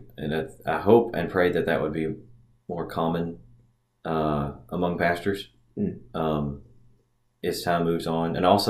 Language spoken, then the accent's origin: English; Haywood County, Tennessee, United States; I grew up here in Haywood County.